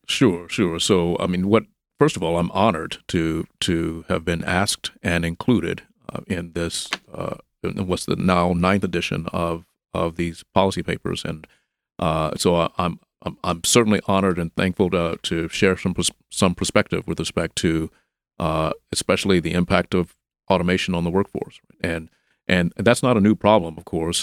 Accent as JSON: {"language": "English", "town": "Memphis", "region": "Tennessee", "country": "United States", "tie": "born or raised there", "said": "I'm from Memphis also. I grew up here."}